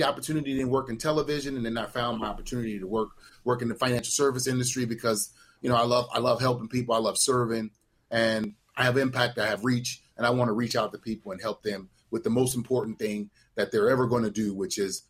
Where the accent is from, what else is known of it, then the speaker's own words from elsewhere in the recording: New Orleans, Louisiana, United States; I'm from the Desire Projects in New Orleans, Louisiana